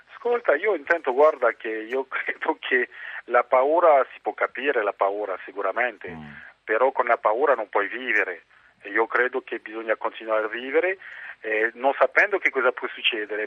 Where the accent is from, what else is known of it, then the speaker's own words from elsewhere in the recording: France; also born or lived in Italy; il mio paese, la Francia